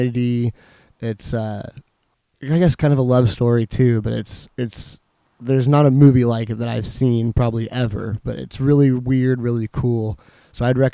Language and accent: English; Chandler, Arizona, United States; my hometown favorite, Sicario